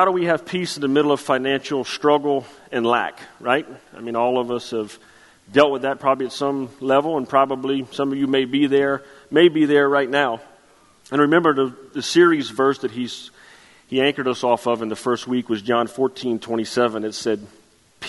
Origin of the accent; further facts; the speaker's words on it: Chauvin, Louisiana, United States; I'm from Chauvin, Louisiana